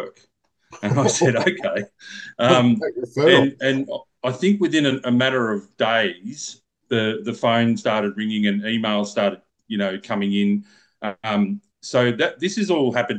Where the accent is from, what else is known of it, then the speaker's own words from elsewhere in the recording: Lakes Entrance, Victoria, Australia; I'm actually from Lakes Entrance, which is a 30-minute drive from Bairnsdale.